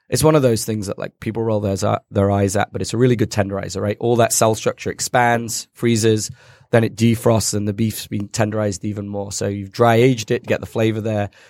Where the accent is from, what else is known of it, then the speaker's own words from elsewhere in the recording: United Kingdom; So the Brits, we like to pretend we're really British, but to be honest, we're like invaded by every country known to man.